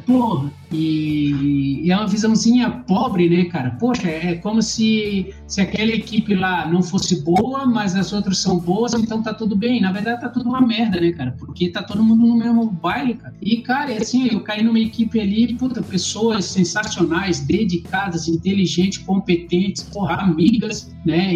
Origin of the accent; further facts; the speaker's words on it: Florianópolis, Santa Catarina, Brazil; eu sou manezinho